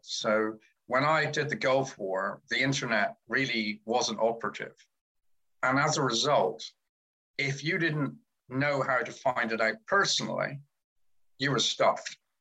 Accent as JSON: {"language": "English", "area": "Cornwall", "region": "South West England", "country": "United Kingdom", "tie": "born or raised there", "said": "I'm Cornish, so I was born in God's Own County"}